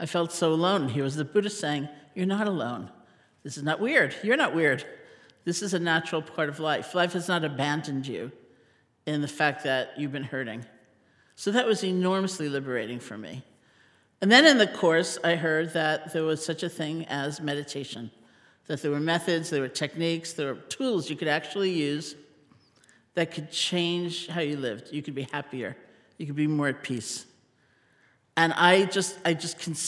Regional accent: New York City, New York, United States; also born or lived in Buffalo, New York; I grew up in New York City in Washington Heights

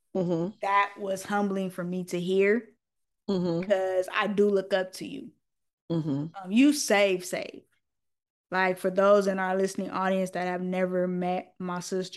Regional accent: Los Angeles, California, United States; from Watts

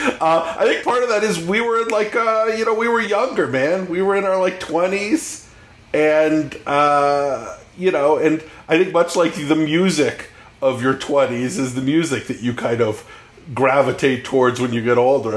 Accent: California, United States; I grew up in California

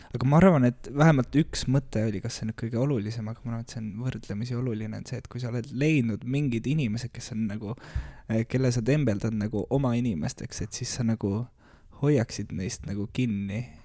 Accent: Tartu, Tartu County, Estonia; also born or lived in Saaremaa; mina olen Tartust

